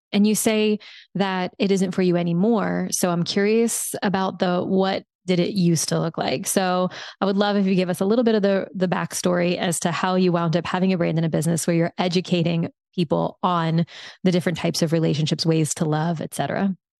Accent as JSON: {"language": "English", "region": "South Louisiana", "country": "United States", "tie": "born or raised there", "moved": "yes", "said": "I grew up in South Louisiana."}